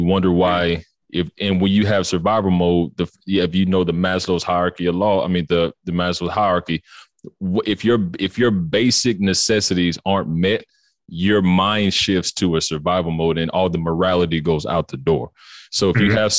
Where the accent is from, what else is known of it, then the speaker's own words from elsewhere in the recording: Atlanta, Georgia, United States; I'm from Georgia, Atlanta. And growing up, I was in an impoverished situation